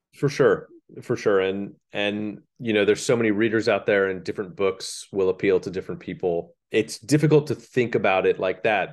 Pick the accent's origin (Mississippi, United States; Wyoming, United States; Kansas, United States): Kansas, United States; Leawood; moved away as an adult; I grew up in Leawood